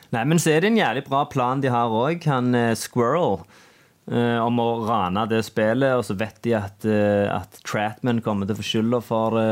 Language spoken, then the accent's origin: Norwegian; Norway; gjengen jeg vokste opp med ute på Sunde òg